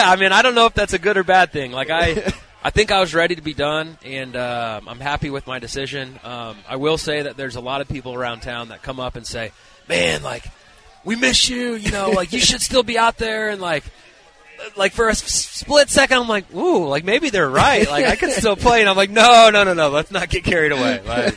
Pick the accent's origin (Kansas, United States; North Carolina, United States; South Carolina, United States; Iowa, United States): Kansas, United States; Kansas City; I'm just very grateful for being able to grow up in Kansas City.